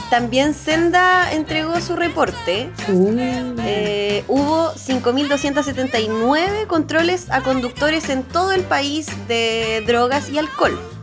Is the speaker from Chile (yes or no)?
yes; Chile; somos chilenos